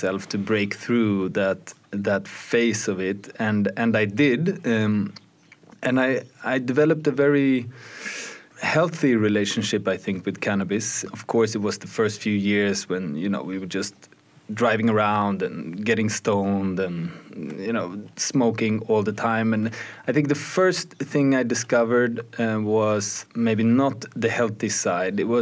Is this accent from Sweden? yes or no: yes; Sweden; I grew up in Sweden